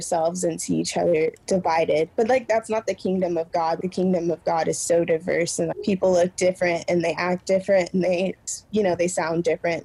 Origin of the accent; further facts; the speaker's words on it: Midwest, United States; I'm from the Midwest. It's literally 3% Black